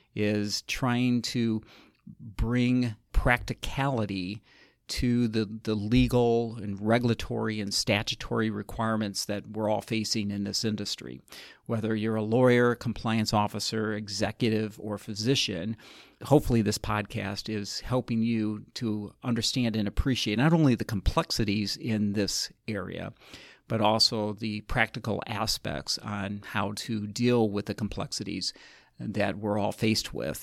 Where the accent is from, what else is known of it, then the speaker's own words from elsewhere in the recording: South Bend, Indiana, United States; since I'm from South Bend, Indiana for 30 years